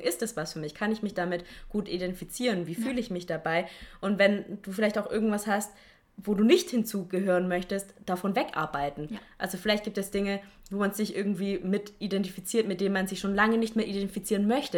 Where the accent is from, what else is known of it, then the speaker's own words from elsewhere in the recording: Stuttgart, Baden-Württemberg, Germany; ich komme aus Stuttgart